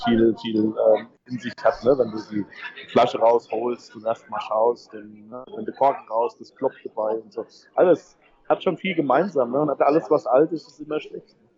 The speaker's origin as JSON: {"language": "German", "region": "Hesse", "country": "Germany", "said": "ich komme ja, komm ja aus Hessen, wir haben Appelwein"}